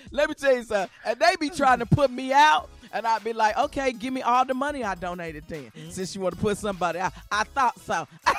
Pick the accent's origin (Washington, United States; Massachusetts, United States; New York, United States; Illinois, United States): Illinois, United States; Chicago; Shirley Scriberries and I, you know, we grew up in Chicago